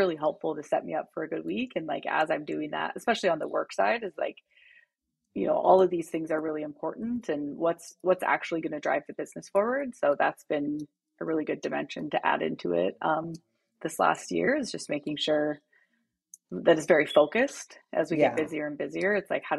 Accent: Abbotsford, British Columbia, Canada; I'm originally from Canada. So from Abbotsford, BC, sort of Vancouver area. Big family, so 5 kids, 4 girls, 1 boy. And was raised, you know, in a really loving family

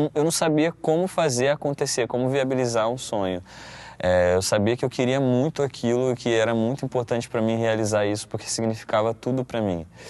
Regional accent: Paracambi, Rio de Janeiro, Brazil; Eu sou de Paracambi, Paracambi, uma cidade, a última cidade da Baixada Fluminense do Rio.

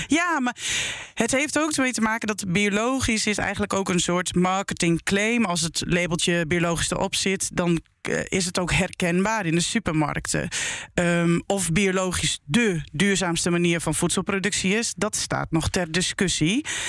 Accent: Emmen, Drenthe, Netherlands; ik ben opgegroeid in Emmen, in de grote stad.

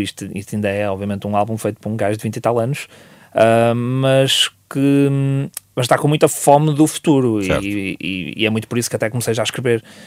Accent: Vila Nova de Gaia, Norte, Portugal; onde eu cresci e, uh, e, ainda moro para essas zonas. Uh, eu, sou, eu sou de Porozinho

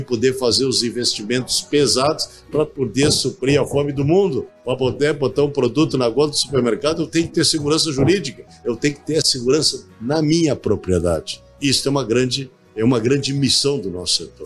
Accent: Bagé, Rio Grande do Sul, Brazil; lá em Bagé, na minha terra

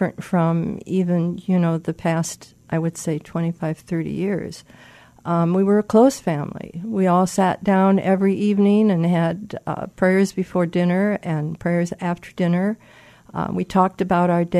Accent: Fort Dodge, Iowa, United States; I was born and raised in Fort Dodge, Iowa

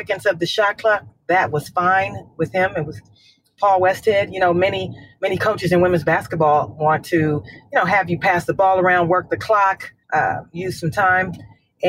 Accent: California, United States; I'm from California

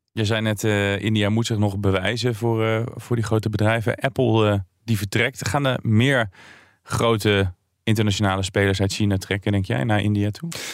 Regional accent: Tiel, Gelderland, Netherlands; ik ben geboren in Tiel

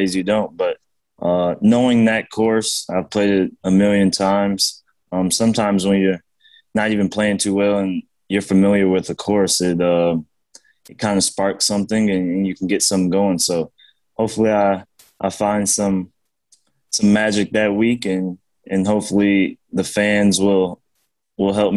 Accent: Detroit, Michigan, United States; home playing the PGA Tour event in my hometown

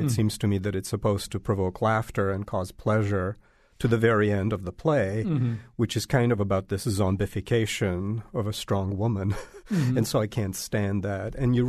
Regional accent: Belgrade, Serbia; now in United States; Yeah, I was born in Belgrade and the families from all over the country.

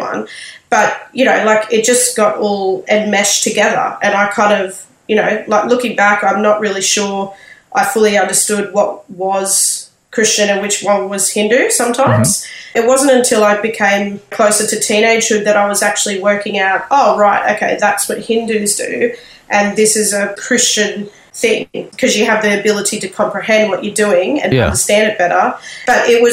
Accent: Sydney, New South Wales, Australia; now in Brisbane, Australia; I was born in Sydney and was raised there

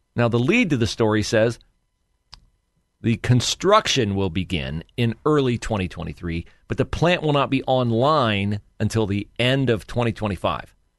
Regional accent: an area near the Honda plant, Ohio, United States; an area near my hometown

